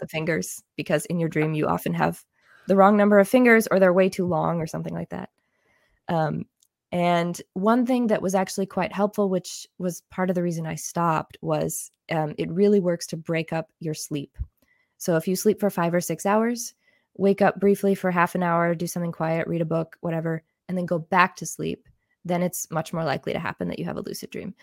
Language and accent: English; Illinois, United States; moved away as an adult; also born or lived in Germany; now in Switzerland; I'm actually from the United States. I grew up in Illinois